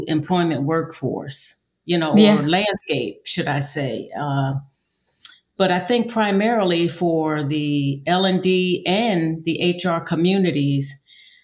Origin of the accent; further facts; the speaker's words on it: Philadelphia, Pennsylvania, United States; now in San Antonio, United States; I'm from Philadelphia, Pennsylvania originally